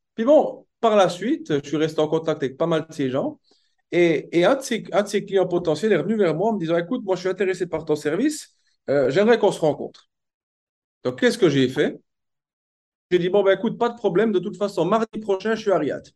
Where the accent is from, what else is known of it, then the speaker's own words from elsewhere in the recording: Switzerland; moved away as an adult; also born or lived in Toronto, Canada / Bern, Switzerland; now in Dubai, United Arab Emirates; je suis né en Suisse. Au niveau, de l'éducation, ce qui est important de, savoir, c'est que j'ai fait une bonne partie de ma scolarité en Suisse